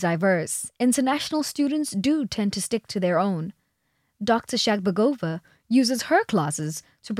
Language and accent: English; South Africa; moved away; from South Africa.